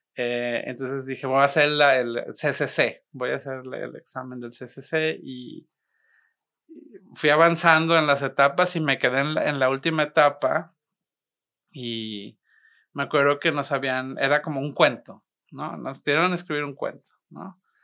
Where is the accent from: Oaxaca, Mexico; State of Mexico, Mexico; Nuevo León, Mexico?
Nuevo León, Mexico; Monterrey; also born or lived in Guadalajara; Crecí aquí en Monterrey, sí. Nací en Guadalajara, pero crecí aquí en Monterrey, entonces soy, soy regimontano